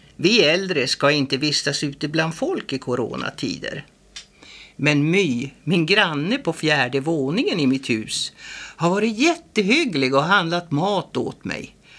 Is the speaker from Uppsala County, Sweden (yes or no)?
no; Åskilje, Västerbotten County, Sweden; Jag kommer från Åskilje, en liten by på norra sidan Juktån, just där den rinner ihop med Umeälven.